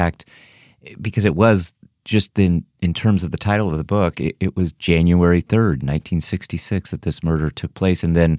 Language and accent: English; Northern California, United States; Yeah, I'm 66. I grew up in Northern California. I was born in the Bay Area.